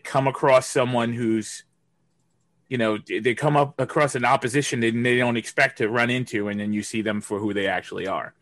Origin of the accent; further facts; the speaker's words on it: New York City, New York, United States; as a New Yorker